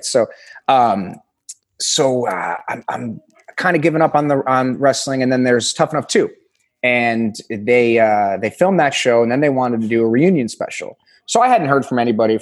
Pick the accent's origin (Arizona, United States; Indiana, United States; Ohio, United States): Indiana, United States; Northwest; moved away as an adult; now in New York, United States; I grew up in Indiana. Just outside of Chicago.